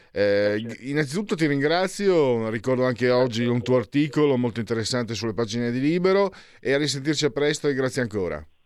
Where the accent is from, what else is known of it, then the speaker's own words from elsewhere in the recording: Trivento, Molise, Italy; soprattutto poi dalle mie parti, Trivento, no, ma anche in Lombardia